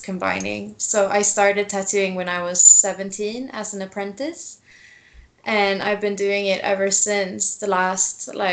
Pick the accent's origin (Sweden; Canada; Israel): Sweden; Stockholm, Stockholm County; now in New Mexico, United States; I live in New Mexico right now, but I'm originally from Sweden.